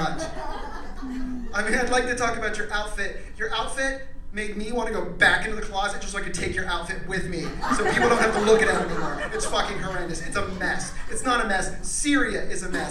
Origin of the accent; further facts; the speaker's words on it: Pennsylvania, United States; I'm from Pennsylvania